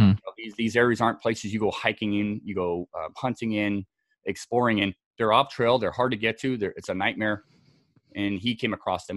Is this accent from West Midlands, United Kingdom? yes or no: no; Scotland, United Kingdom; also born or lived in Southern California; now in United States; born and raised in Scotland